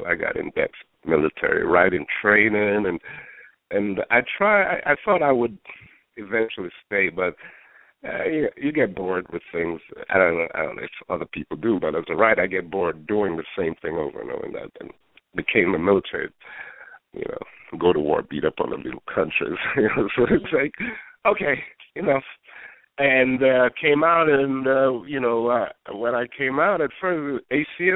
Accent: Kingston, Jamaica; moved away; also born or lived in New York, United States; I was born in Jamaica, Kingston, and we did the British system

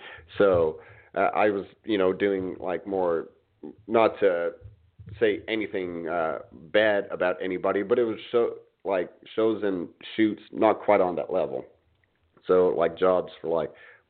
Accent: Indiana, United States; moved away; also born or lived in Miami / New York City; growing up in Indiana

